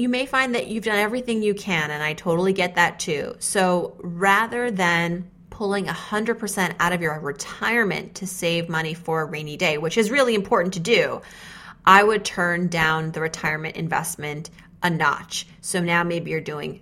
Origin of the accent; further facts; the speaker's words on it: New England, United States; We're from New England